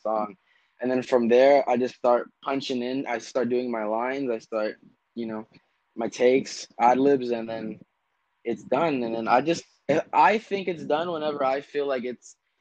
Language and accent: English; Orange County, California, United States; I'm 17 and I'm from Orange County